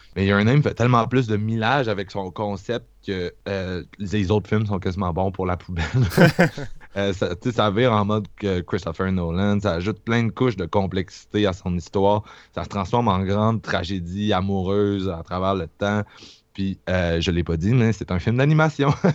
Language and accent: French; Quebec, Canada; je viens de Québec